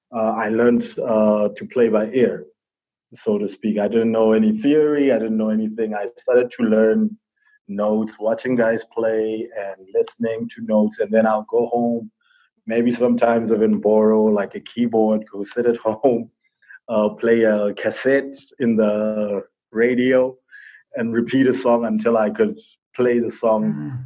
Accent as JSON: {"language": "English", "country": "Botswana", "said": "Well, I'm actually from Botswana, and I was born in a Christian family."}